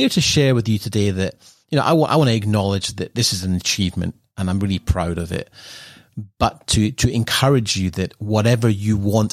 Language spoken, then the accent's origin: English; Edinburgh, Scotland, United Kingdom; moved away; growing up in Edinburgh